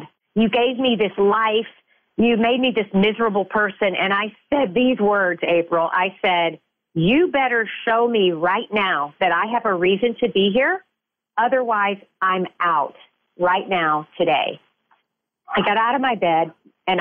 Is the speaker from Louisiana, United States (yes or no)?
yes; Shreveport, Louisiana, United States; I was born and raised in Shreveport, Louisiana